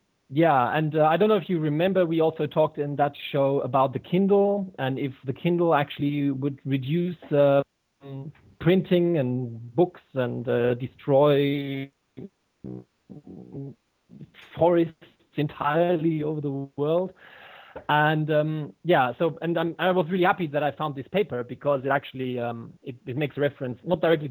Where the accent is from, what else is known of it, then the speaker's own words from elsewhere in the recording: Germany; I'm from Germany and I've been brought up by an English mother. So there, hence my accent